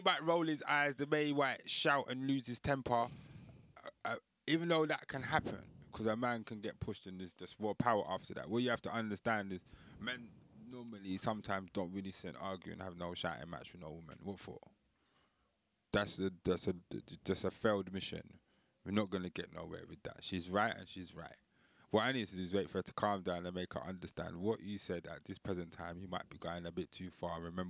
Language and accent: English; Belfast, Northern Ireland, United Kingdom; Because I'm from Belfast.